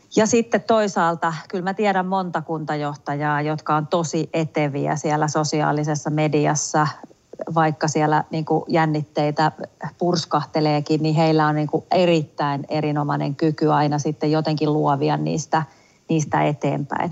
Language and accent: Finnish; Tampere, Pirkanmaa, Finland; kotikaupungissani Tampereella